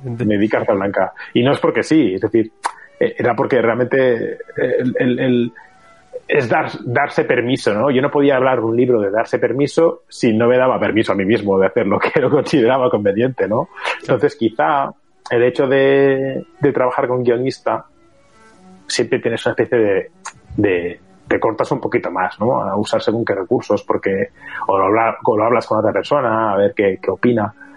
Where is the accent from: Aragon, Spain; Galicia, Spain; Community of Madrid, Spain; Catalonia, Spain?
Catalonia, Spain; Barcelona; yo soy de Barcelona